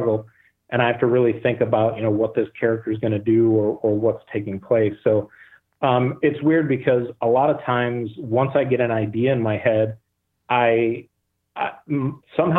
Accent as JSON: {"language": "English", "region": "Michigan", "country": "United States", "tie": "born or raised there", "said": "I'm born and raised in Michigan"}